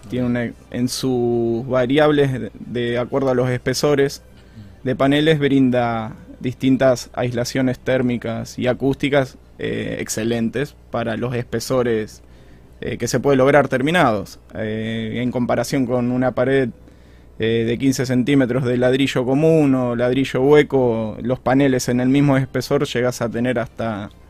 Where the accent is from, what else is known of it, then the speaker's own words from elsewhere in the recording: Casilda, Santa Fe, Argentina; also born or lived in Rosario; Nací en Rosario, me mudé a Casilda, volví a Rosario a estudiar